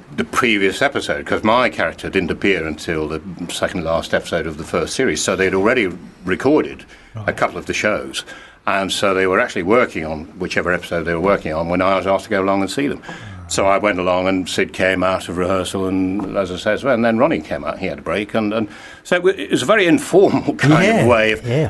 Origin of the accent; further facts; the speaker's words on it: Glasgow, Scotland, United Kingdom; I was born in Glasgow, yes. Oh, and okay, so we left there when I was a kid, went back.